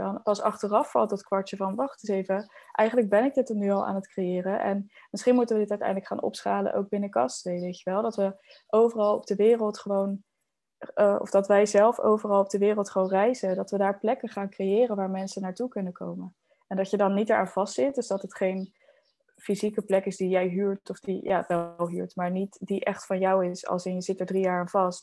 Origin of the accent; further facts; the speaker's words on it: Netherlands; now in El Palmar, Spain; als Hollanders